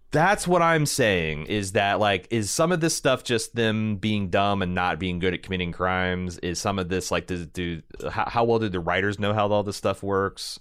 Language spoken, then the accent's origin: English; Indiana, United States; I'm from Indiana